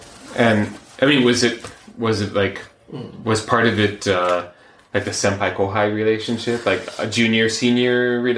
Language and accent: English; United States; now in Japan